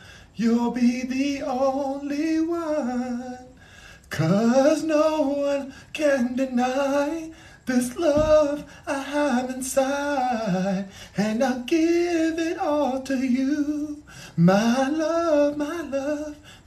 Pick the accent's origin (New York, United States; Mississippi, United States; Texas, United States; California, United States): California, United States; Los Angeles; I'm from California, Los Angeles.